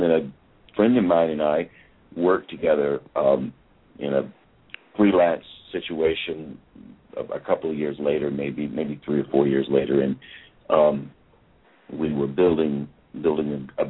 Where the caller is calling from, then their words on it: Swannanoa, North Carolina, United States; I'm actually calling in from Asheville. Actually, to be more specific, I'm calling in from Swannanoa, North Carolina.